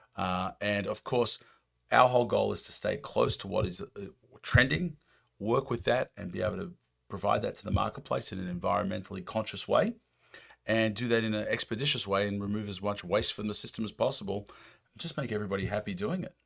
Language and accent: English; United States; accent: American; my American accent